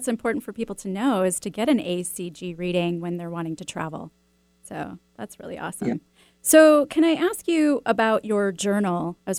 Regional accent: Chicago, Illinois, United States; That's my hometown.

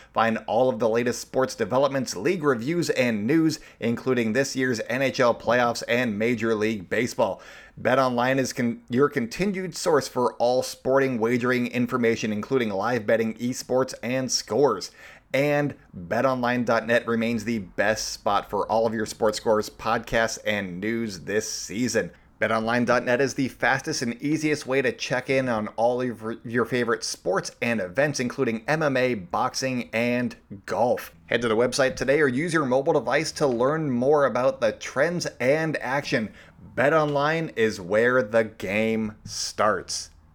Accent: East Bay, California, United States; now in Oakland, United States; been to Oakland growing up in the East Bay

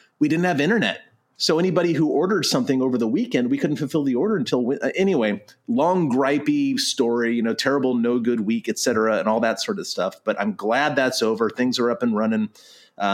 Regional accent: Southern California, United States; now in Oregon, United States; I'm from Southern California.

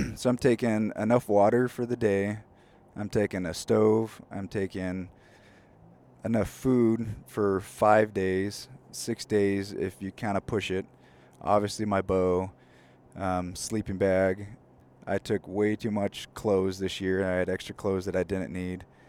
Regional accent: California, United States; now in Spokane, United States; growing up in California, it's definitely not as rainy. It's definitely not as cold. Um, so moving to Spokane

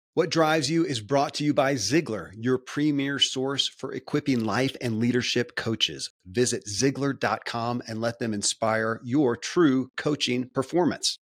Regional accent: Kentucky, United States; I grew up in Kentucky

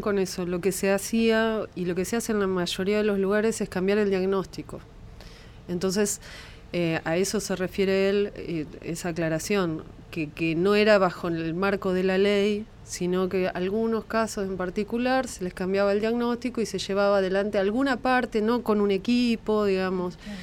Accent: La Plata, Buenos Aires Province, Argentina; Somos de La Plata, sí. Del Hospital de Niños eh, Ludovica de La Plata. Y la verdad es que es un lugar de referencia médico para mí y para mi familia, y ahí se atendieron mis hermanos, me atendí yo

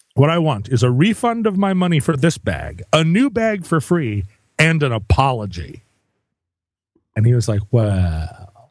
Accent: Alaska, United States; growing up in Alaska

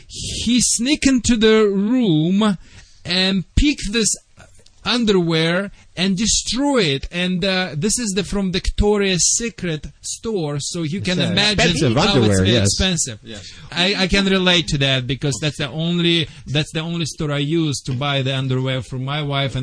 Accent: Czechia; English is a second language; now in United States; Vlade, I am from Czechoslovakia.

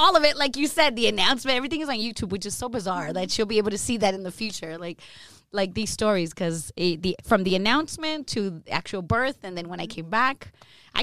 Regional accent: Los Angeles, California, United States; I grew up in Mid-City, in Los Angeles

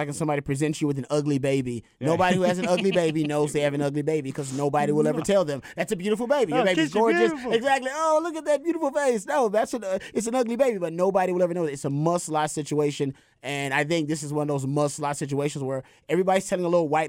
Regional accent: Texas, United States; now in Los Angeles, United States; My dad is there. I'm from Texas. I love that place.

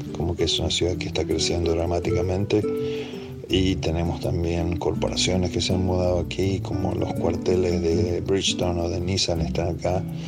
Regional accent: Buenos Aires, Argentina; moved away as an adult; now in Nashville, United States; soy de Balvanera, de Buenos Aires. Me crié ahí en el 11

